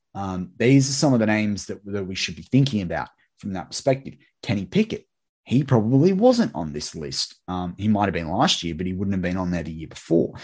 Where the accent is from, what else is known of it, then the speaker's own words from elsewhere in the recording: Sydney, New South Wales, Australia; my hometown of Sydney.